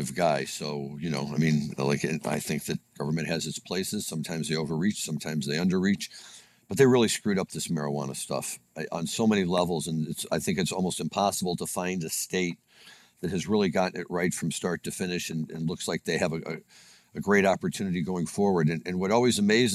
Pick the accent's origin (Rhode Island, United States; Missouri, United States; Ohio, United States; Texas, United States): Missouri, United States; moved away; I am from Missouri